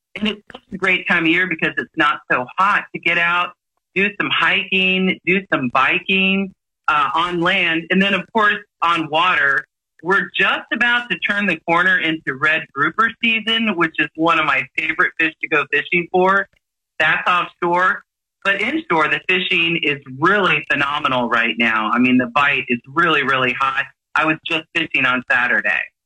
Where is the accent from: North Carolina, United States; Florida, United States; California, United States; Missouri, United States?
Florida, United States; Clearwater; I've lived in Pinellas County my whole life. I was actually born and raised in Clearwater.